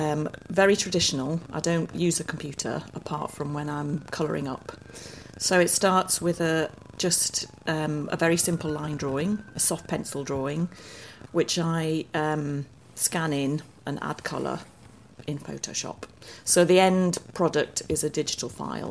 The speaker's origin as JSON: {"language": "English", "town": "Durham", "region": "North East England", "country": "United Kingdom", "tie": "born or raised there", "said": "I grew up in Durham"}